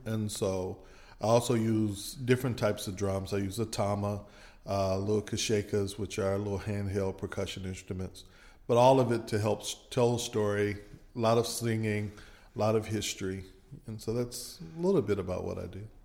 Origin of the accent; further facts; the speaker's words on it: Michigan, United States; now in Meridian, United States; I grew up in Michigan, but both of my parents are from Mississippi